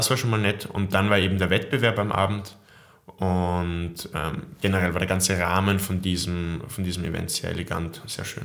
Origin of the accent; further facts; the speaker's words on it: Austria; wenn man eben alleine in den USA ist, als Österreicher, hat man eine gewisse Verbundenheit zu Leuten, die die gleiche Sprache sprechen